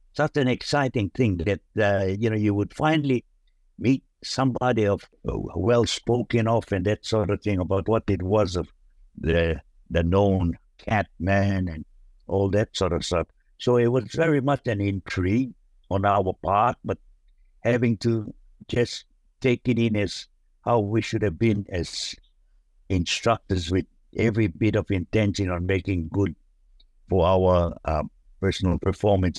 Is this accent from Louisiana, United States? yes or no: no; Hawaii, United States; moved away as an adult; now in Australia; where we come from in Hawaii and America